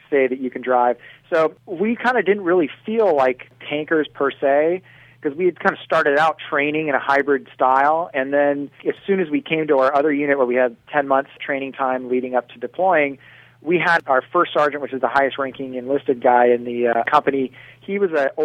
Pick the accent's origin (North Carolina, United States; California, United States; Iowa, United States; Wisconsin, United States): California, United States; Sacramento; I'm from Sacramento, California.